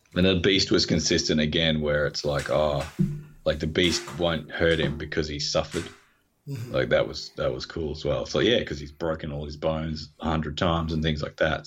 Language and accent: English; Australia; I'm Australian